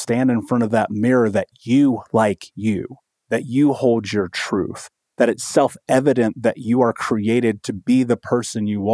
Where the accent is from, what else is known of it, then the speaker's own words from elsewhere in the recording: Indianapolis, Indiana, United States; growing up in Indianapolis in Indiana